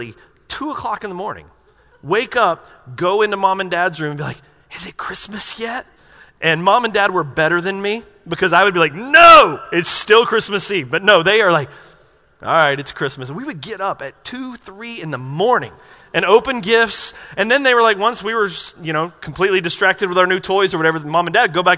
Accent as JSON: {"language": "English", "town": "Asheville", "region": "North Carolina", "country": "United States", "tie": "born or raised there", "said": "I grew up in Asheville, North Carolina, and my whole family lived within about 20 minutes of where I lived"}